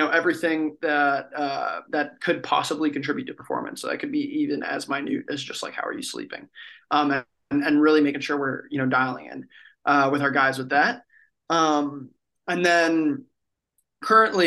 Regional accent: Miami, Florida, United States; I'm from Miami, Miami, Florida

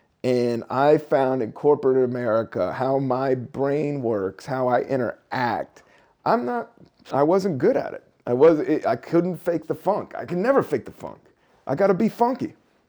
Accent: Buena Vista, Virginia, United States; also born or lived in Washington, D.C.; I grew up in Washington, D.C., but I also, when we were 10, like I said, I moved down to Buena Vista, Virginia, a really small town in Virginia, little southern town in the Appalachian Mountains, next to Lexington, Virginia, town of barely 5,000 people.

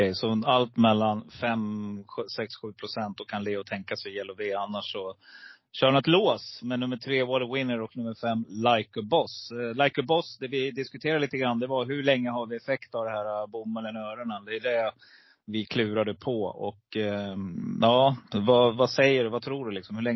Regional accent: Rättvik, Dalarna County, Sweden; Vi kommer från Rättvik

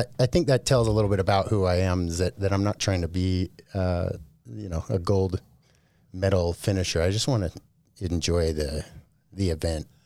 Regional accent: Bountiful, Utah, United States; also born or lived in Oakland, California; now in Boise, United States; I was born in Oakland, California, but when I was really young, we moved into, uh, the Bountiful area here in Utah

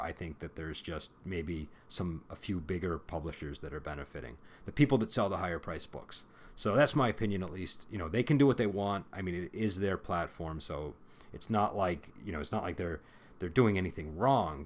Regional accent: United States; I'm American

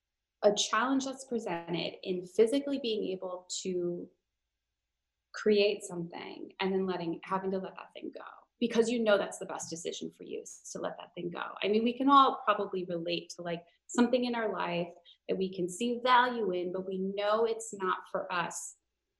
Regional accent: Minnesota, United States; I grew up in Minnesota, which is like, at least in the Twin Cities, it's mostly liberal.

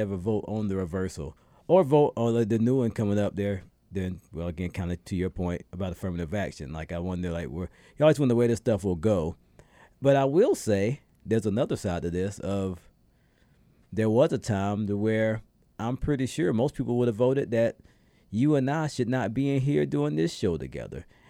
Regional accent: South Carolina, United States; moved away; my first time voting in my home state

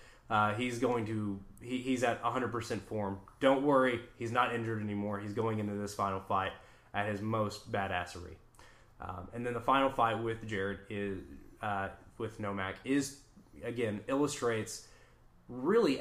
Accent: Serbia; moved away; I am from Serbia

